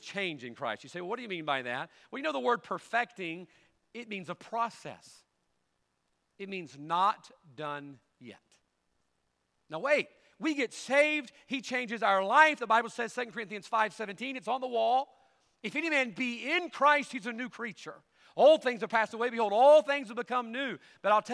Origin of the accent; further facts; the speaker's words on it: United States; I'm an American